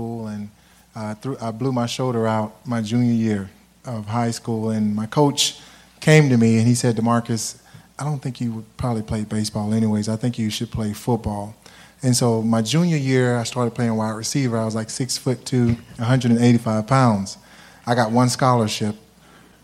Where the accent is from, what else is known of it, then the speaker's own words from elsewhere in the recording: Alabama, United States; I'm from Alabama, right? It's from the South.